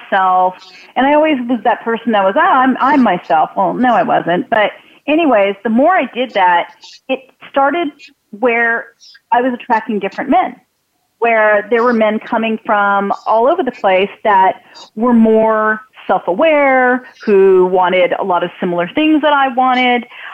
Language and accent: English; California, United States; also born or lived in Wisconsin / Hawthorne, California; we moved to California. I'm originally from Wisconsin. I was 2 years old.